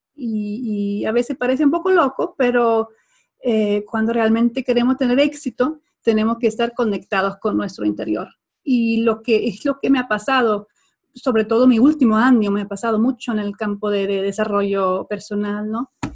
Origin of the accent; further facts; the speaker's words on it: Sweden; accent: Swedish, Latin American, Spanish mixed; Spanish is a second language; moved away; also born or lived in Spain / Guatemala; soy sueca, mi pasaporte dice que soy sueca